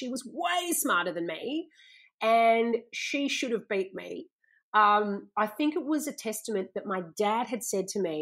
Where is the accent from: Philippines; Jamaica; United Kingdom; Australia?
Australia; Gold Coast, Queensland; growing up on the Gold Coast